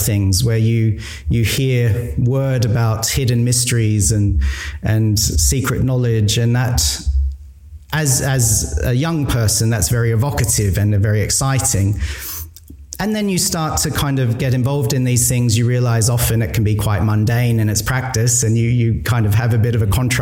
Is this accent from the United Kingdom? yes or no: no; Australia; I was growing up in Australia.